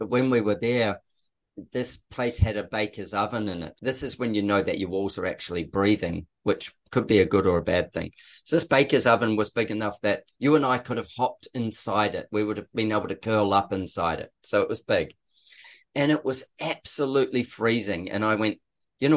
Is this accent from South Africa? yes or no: no; New Zealand; now in Australia; I'm a Kiwi